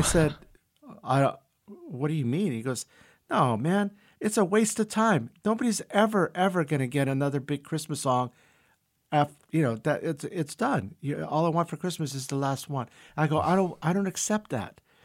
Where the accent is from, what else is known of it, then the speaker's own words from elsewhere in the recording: San Francisco, California, United States; English is a second language; also born or lived in Brazil; we moved from Brazil to San Francisco when I was four and a half, five years old